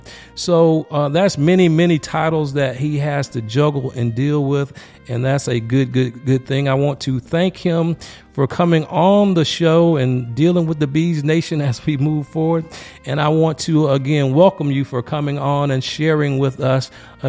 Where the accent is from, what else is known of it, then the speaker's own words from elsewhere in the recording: Laurens, South Carolina, United States; That's right up the road from my hometown. I'm from Lawrence.